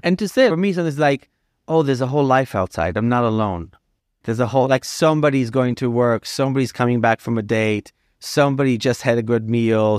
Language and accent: English; New York, United States; also born or lived in Los Angeles; as a New Yorker